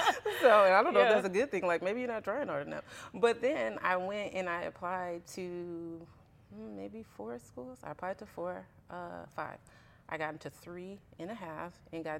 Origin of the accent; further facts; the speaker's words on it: Richmond, California, United States; growing up in Richmond, you know, they have a lot of refineries and stuff.